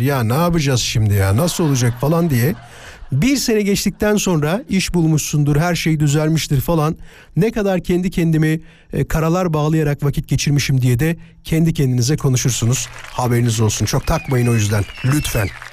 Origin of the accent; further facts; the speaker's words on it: İzmit, Kocaeli, Turkey; İzmit'te büyüdüm